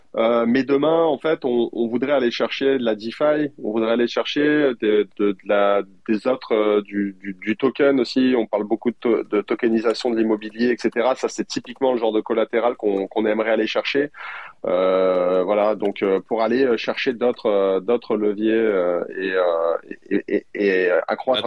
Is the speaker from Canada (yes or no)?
no; France; en tant que Français